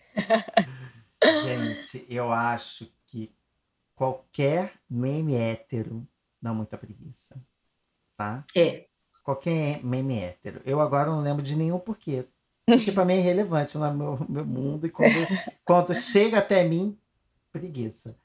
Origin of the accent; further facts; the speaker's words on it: Brazil; a gente, como brasileiro